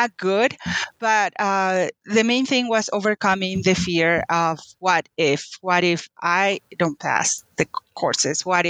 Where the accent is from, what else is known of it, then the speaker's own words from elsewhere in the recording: Paraguay; English is a second language; moved away as an adult; now in United States; I was born and raised in Paraguay, South America. Moved to the U.S. When I was 18